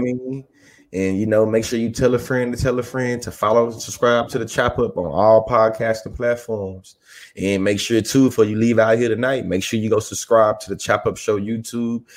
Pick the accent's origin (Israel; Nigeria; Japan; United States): United States; College Station, Texas; I'm from Bryan College Station, Texas